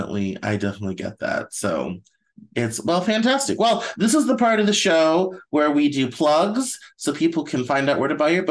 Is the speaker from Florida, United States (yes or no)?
no; Arvada, Colorado, United States; moved away as an adult; also born or lived in Greeley, Colorado; now in Seattle, United States; That's where I grew up. I grew up in Arvada.